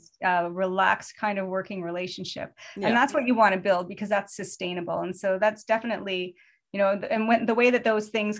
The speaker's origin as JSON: {"language": "English", "country": "Canada", "said": "being Canadian"}